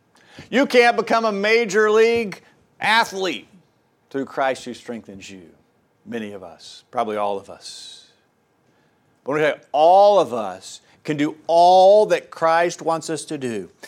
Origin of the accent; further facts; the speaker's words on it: Tennessee, United States; And I grew up mostly over in East Tennessee where it's hilly.